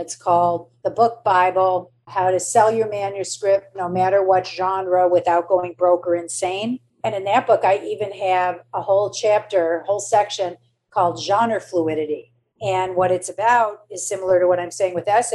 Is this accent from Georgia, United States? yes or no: no; Michigan, United States; moved away as an adult; now in New York, United States; I'm from Michigan